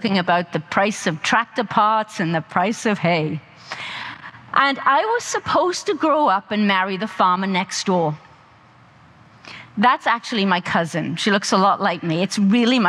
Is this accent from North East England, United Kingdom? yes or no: no; South Wales, United Kingdom; I grew up on a small farm in South Wales.